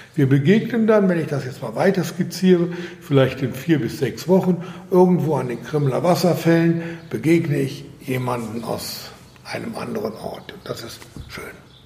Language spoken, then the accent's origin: German; Germany; now in Austria; ich als Deutscher